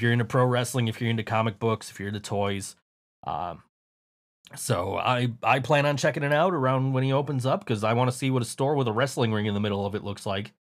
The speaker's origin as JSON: {"language": "English", "country": "United States", "said": "I am the American guy that nobody likes."}